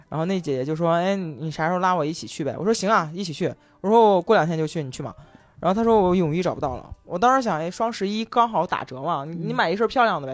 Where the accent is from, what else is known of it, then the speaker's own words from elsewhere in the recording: Henan, China; 我河南人，我们晚上有晚自习